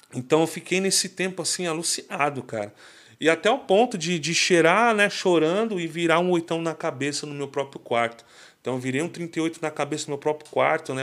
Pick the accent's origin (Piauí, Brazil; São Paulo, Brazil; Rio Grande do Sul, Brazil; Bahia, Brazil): São Paulo, Brazil; Mauá; sou de Mauá, né? Minha Mauá querida